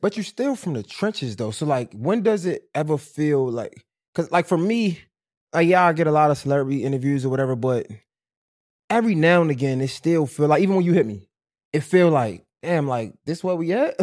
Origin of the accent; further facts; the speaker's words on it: Baltimore, Maryland, United States; I'm on Fulton. I'm over west, right? I'm from over west